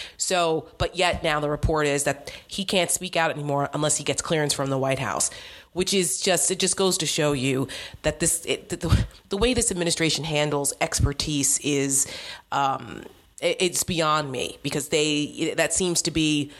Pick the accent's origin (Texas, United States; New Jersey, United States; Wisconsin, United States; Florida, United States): New Jersey, United States; Cause I'm from New Jersey. Yeah. And I lived in New Jersey at the time.